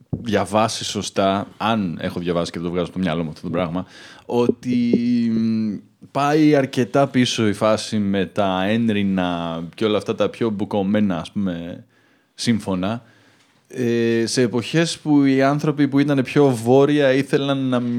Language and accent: Greek; United States; Greek is a second language; now in Athens, Greece; Μεγάλωσα στην Αμερική, ήρθα στην Αθήνα 7 χρόνια.